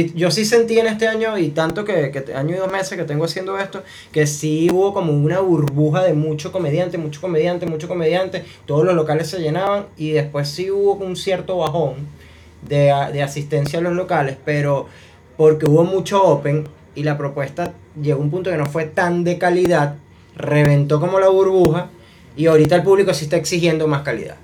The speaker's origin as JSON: {"language": "Spanish", "town": "Maracay", "region": "Aragua", "country": "Venezuela", "tie": "born or raised there", "also_born_or_lived": "Valencia, Venezuela", "said": "Yo, nací en Valencia, pero tengo toda mi vida en Maracay. O sea, yo literal sí tengo toda mi vida en Maracay."}